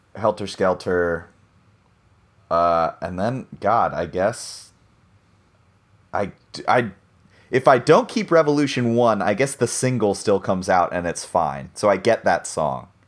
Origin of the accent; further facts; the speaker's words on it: United States; I'm an American and I grew up with the American version